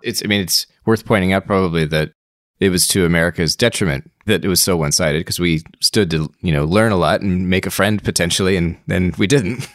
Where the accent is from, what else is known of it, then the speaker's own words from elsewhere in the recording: United States; As an American who studies Russia